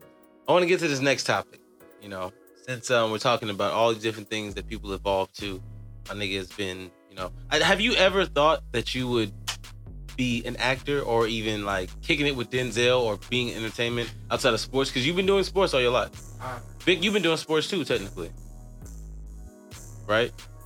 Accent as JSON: {"language": "English", "town": "Chicago", "region": "Illinois", "country": "United States", "said": "now, I'm from Chicago"}